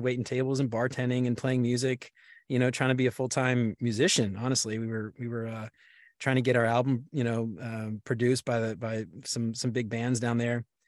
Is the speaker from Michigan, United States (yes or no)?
no; New Orleans, Louisiana, United States; also born or lived in Baton Rouge, Louisiana; I'm from New Orleans originally